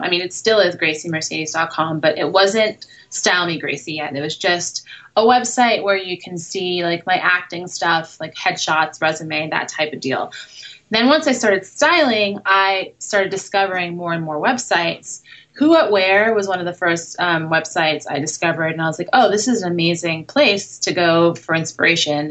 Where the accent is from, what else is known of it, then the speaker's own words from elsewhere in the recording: New York City, New York, United States; moved away as an adult; also born or lived in Brooklyn / Manhattan; now in Los Angeles, United States; I was born and raised in New York, and I now live in Los Angeles